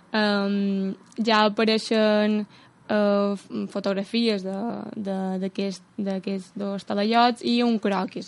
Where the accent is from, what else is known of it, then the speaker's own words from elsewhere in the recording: Muro, Balearic Islands, Spain; com a morera